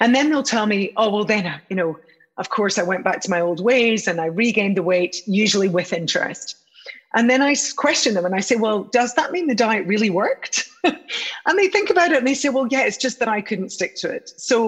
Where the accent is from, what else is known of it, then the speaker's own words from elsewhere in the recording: United Kingdom; which is so nice to be involved with you guys back in my home country, country of my birth